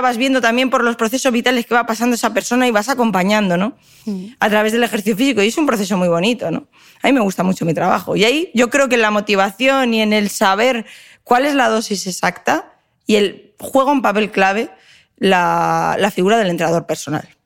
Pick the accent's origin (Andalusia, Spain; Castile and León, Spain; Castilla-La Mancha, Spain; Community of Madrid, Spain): Community of Madrid, Spain; Madrid; moved away; also born or lived in Valencia; Yo, como soy madrileña, como digo, nacida en Madrid, pero me siento valenciana